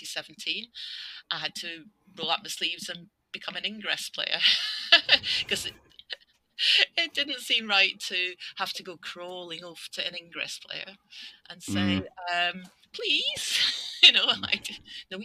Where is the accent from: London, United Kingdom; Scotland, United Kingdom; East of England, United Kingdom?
Scotland, United Kingdom; also born or lived in north of England; now in England, United Kingdom; I'm Scottish, living in the north of England. Exiled there